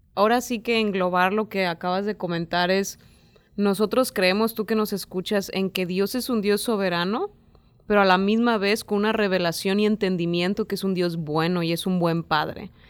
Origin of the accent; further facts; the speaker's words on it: Mexico; en México